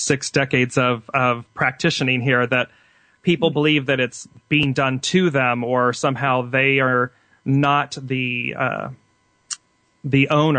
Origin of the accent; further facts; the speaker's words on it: Midwest, United States; also born or lived in Clayton, New Mexico; I grew up in the Midwest for a little bit and lived in Clayton, New Mexico for some time.